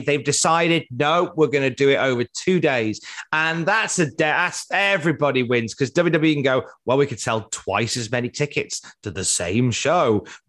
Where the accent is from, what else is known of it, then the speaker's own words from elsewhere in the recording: Cardiff, Wales, United Kingdom; All right, Gavner, I'm from Cardiff.